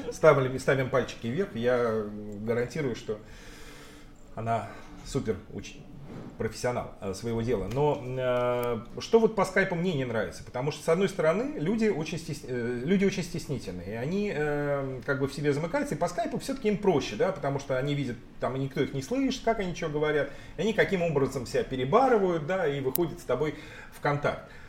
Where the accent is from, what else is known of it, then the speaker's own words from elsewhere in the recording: Russia; moved away; в нашей регионе, э, где вот мы родились с тобой в России